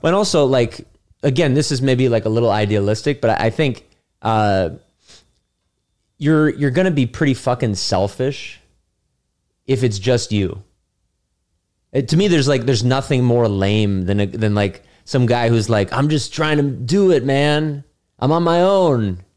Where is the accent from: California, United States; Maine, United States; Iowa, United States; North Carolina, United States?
California, United States; San Francisco; now in New York City, United States; I'm from San Francisco